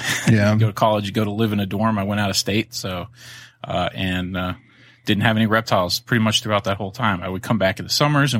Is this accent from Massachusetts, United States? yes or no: no; Florida, United States; You know, I grew up in Florida my younger years, so no shortage of lizards and frogs and turtles and things to go and catch.